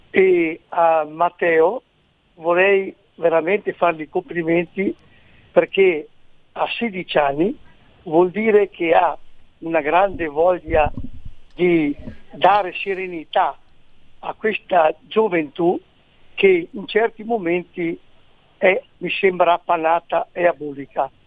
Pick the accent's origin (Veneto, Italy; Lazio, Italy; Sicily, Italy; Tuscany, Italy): Veneto, Italy; now in Alto Adige, Italy; Siccome sono anch'io veneto